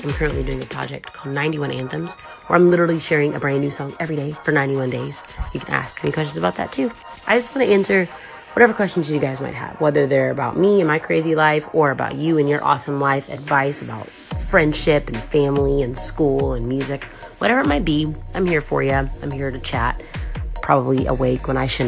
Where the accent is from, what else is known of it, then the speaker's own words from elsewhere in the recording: Atlanta, Georgia, United States; moved away as an adult; also born or lived in Compton, California; now in Los Angeles, United States; we all moved to Atlanta, Georgia. So I grew up in Georgia. I lived there from 1992 until this past February